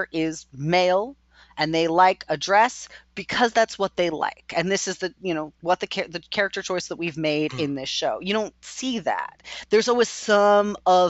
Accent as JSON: {"language": "English", "country": "United States", "said": "an American"}